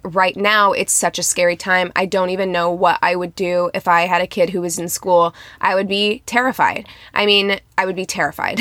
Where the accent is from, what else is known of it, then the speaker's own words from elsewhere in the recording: Midwest, United States; I'm from the Midwest